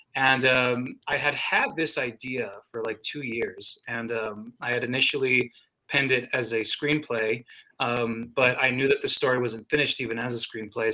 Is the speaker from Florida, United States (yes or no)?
no; New Mexico, United States; my state